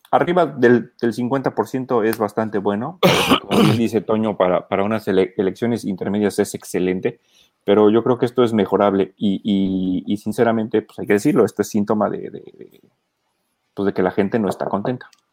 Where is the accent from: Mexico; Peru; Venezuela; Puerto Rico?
Mexico; como mexicanos